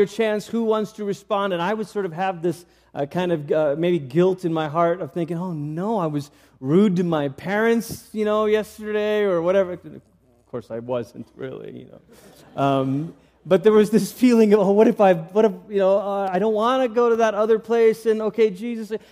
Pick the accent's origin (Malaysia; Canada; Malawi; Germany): Malaysia; I grew up in Malaysia